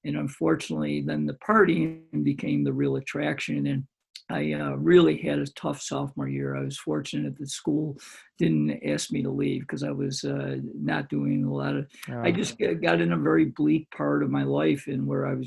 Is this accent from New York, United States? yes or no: yes; Greece, New York, United States; I came back to my hometown, which is Greece, which is a suburb of Rochester, New York